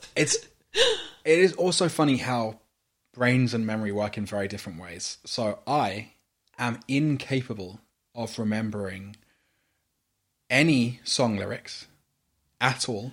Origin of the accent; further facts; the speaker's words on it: United Kingdom; accent: British; I am a non-white British person.